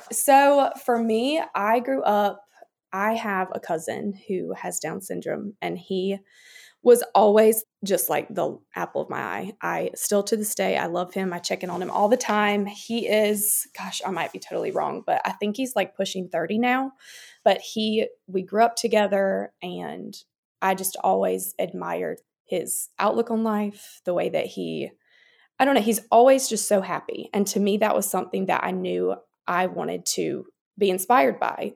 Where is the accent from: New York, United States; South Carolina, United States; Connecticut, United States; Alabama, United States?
South Carolina, United States; Chester; moved away as an adult; now in Columbia, United States; I'm originally from Chester, South Carolina, but I currently reside in Columbia with my husband, Peyton